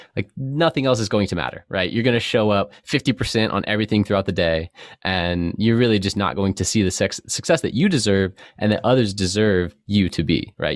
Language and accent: English; San Diego, California, United States; I grew up in North County, San Diego between Vista and Cardiff.